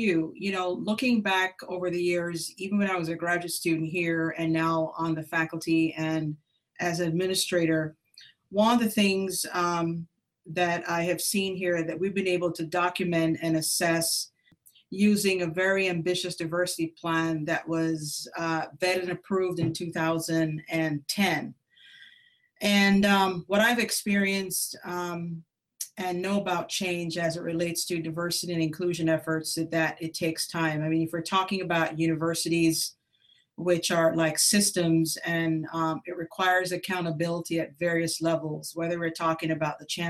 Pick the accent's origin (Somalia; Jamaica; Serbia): Jamaica; also born or lived in Columbus, Ohio; now in Texas, United States; So I'm Jamaican American. I grew up in Jamaica, emigrated to the United States in 1980